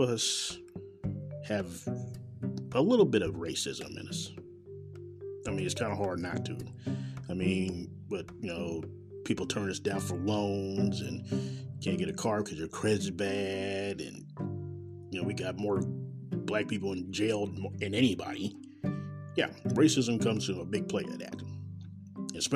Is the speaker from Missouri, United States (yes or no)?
yes; Kansas City, Missouri, United States; I'm a born and raised Kansas City in Missouri